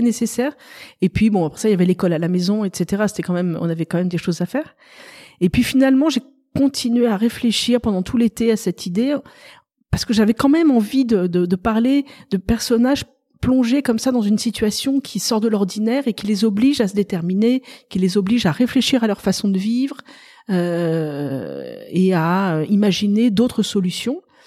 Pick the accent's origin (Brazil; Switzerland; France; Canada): France; Paris, Île-de-France; moved away as an adult; also born or lived in Tulle, Corrèze; now in Lectoure, France; j'ai été élevée à Paris. J'ai vécu euh, bah, jusqu'il y a six ans à Paris